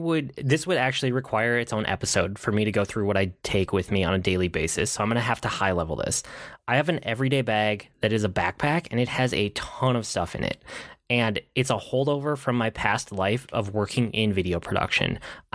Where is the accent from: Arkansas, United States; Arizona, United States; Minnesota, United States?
Minnesota, United States; I'm Minnesotan.